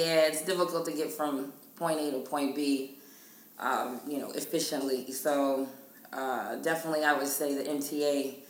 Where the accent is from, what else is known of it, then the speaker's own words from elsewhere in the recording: Philadelphia, Pennsylvania, United States; now in New York, United States; I'm from Philadelphia.